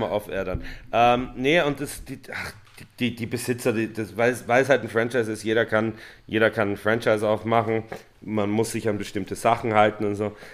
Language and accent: German; Vienna, Austria; now in Berlin, Germany; ich, bin aus Wien